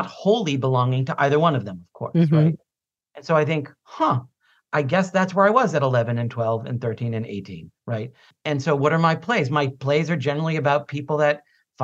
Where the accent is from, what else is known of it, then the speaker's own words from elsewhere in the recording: Boston, Massachusetts, United States; I grew up in South Boston, very working class